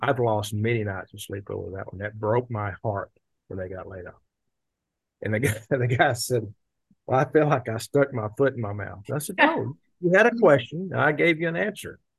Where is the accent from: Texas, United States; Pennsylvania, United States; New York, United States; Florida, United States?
Texas, United States; Tyler; we, we grew up in around Tyler, Texas